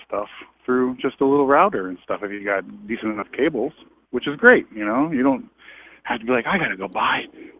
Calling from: Massachusetts, United States; I'm calling from Massachusetts.

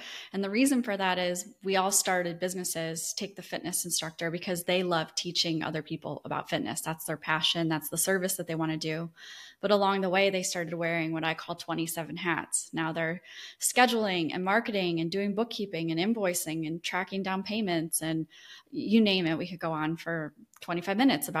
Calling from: Destin, Florida, United States; Yeah, I'm in Destin, Florida. It's a small beach town in the panhandle of Florida.

